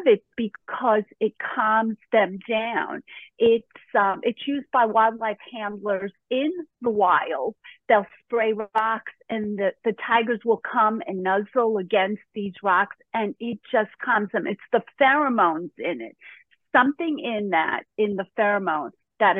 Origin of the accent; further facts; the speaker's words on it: New York City, New York, United States; moved away; also born or lived in Connecticut / Florida; I grew up in Brooklyn